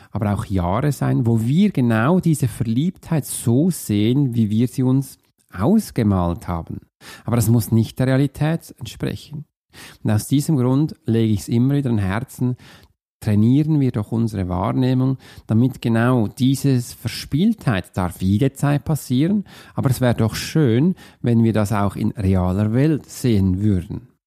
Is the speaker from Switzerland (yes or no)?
yes; Zurich, Switzerland; Bei mir in der Nähe, wo ich aufgewachsen bin, gab es einen See. Das war der Türlersee.